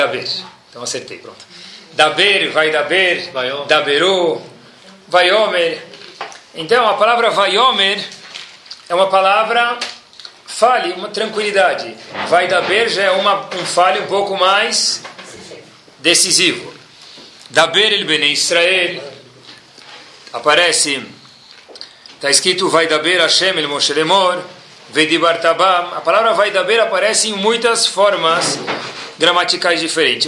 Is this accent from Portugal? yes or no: no; Brazil; nós somos brasileiros natos